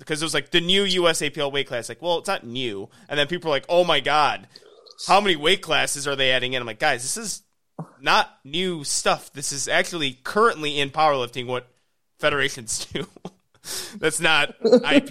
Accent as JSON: {"language": "English", "region": "Illinois", "country": "United States", "tie": "born or raised there", "said": "I grew up in Illinois"}